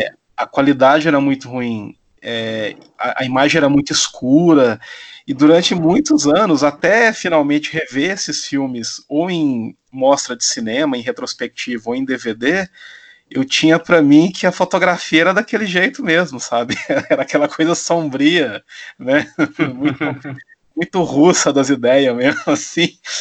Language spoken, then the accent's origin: Portuguese; Silvânia, Goiás, Brazil; na cidade onde eu fui criado, aí no interior de Goiás, Silvânia